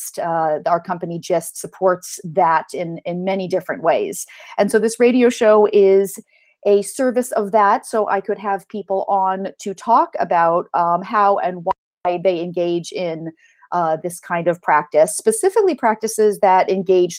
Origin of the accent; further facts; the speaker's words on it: California, United States; I grew up in California